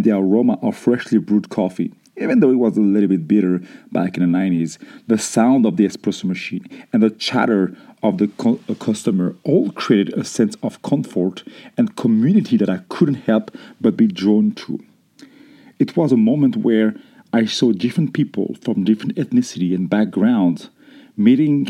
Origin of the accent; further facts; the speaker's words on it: France; growing up in France